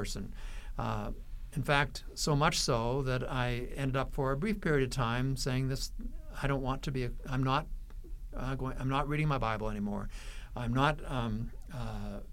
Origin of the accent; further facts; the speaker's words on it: Western Canada, Canada; Growing up in Western Canada, there were very few individuals that I knew outside of my own church and my own family that were Christians